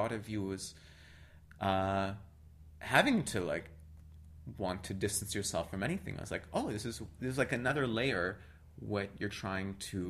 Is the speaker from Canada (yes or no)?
yes; Canada; But I'm from Canada, whatever.